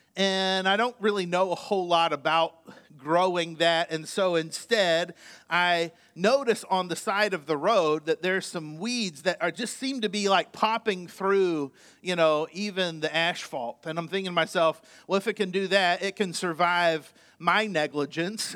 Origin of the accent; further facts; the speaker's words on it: Indiana, United States; moved away; I was born in Indiana